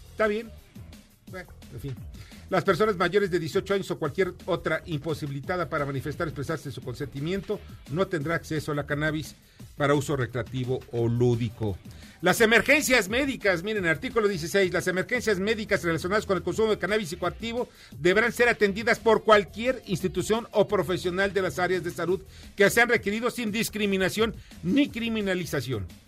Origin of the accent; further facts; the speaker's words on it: Mexico; como mexicanos